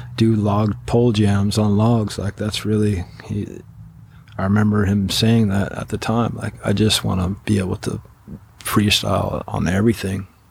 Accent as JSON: {"language": "English", "region": "Washington", "country": "United States", "tie": "born or raised there", "said": "growing up in Washington, like you were"}